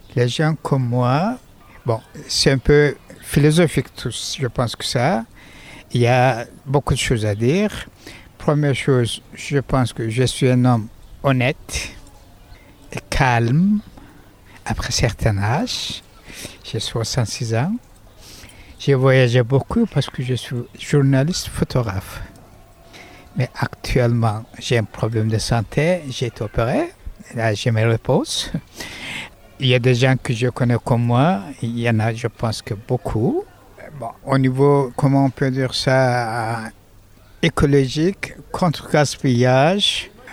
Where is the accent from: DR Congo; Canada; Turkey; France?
Turkey; moved away; je suis originaire de Turquie